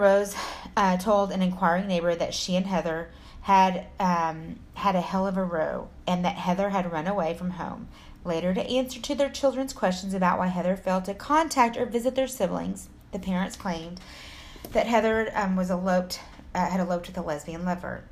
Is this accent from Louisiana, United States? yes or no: no; Texas, United States; I'm from Texas. Belle told me I talk fast. I'm from Texas. We talk fast